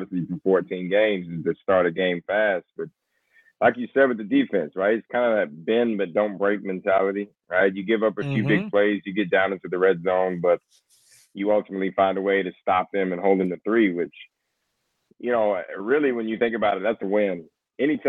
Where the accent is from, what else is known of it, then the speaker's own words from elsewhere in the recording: West Texas, United States; also born or lived in Houston, Texas; I'm from West Texas, but I lived in Houston for 5 years